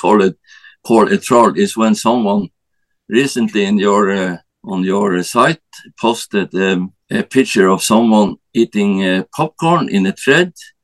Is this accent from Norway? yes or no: yes; Norway; I'm from Norway